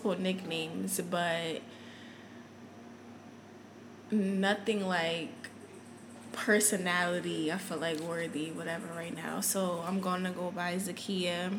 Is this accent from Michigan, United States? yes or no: no; Connecticut, United States; moved away as an adult; now in Houston, United States; I'm originally from Connecticut